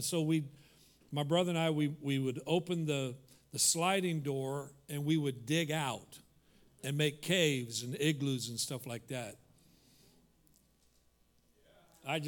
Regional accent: Kansas, United States; moved away; I grew up in Kansas

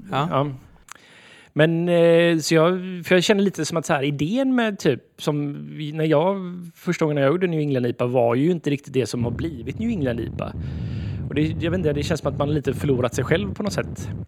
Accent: Sweden; vi är så identitetslösa som svenskar så vi gärna bara så här snor en annans kultur

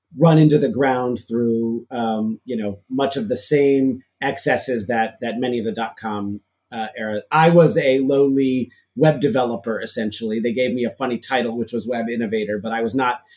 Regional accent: Chicago, Illinois, United States; now in Massachusetts, United States; I grew up in Chicago in the city

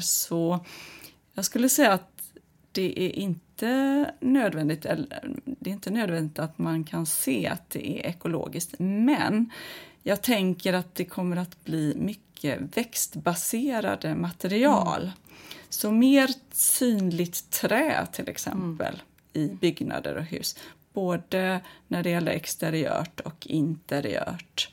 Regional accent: Kungsbacka, Halland County, Sweden; Nu växte jag upp i Kungsbacka

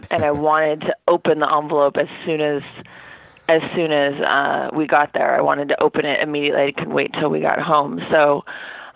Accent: Orange County, Southern California, United States; moved away as an adult; also born or lived in New York; I grew up in Southern California in Orange County

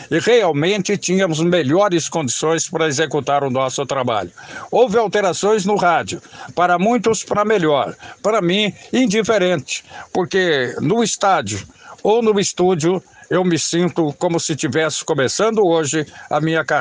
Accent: Jacarezinho, Paraná, Brazil; born there; Eu nasci em Jacarezinho, no Paraná, na divisa com o estado de São Paulo.

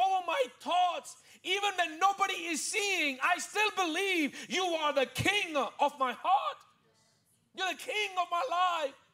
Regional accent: India; I'm an Indian

